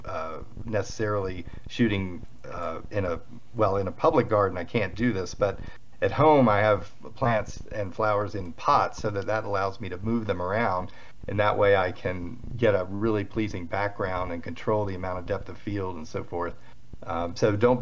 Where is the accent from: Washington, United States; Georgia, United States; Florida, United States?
Georgia, United States; Atlanta; moved away as an adult; now in Colorado, United States; I'm from Atlanta originally, trying to lose the accent, but anyway, it comes in every once in a while